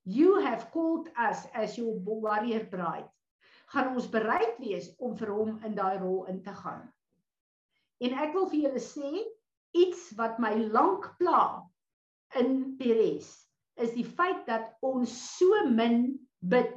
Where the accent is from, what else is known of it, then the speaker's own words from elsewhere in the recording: South Africa; ons as Suid-Afrikaners nou hier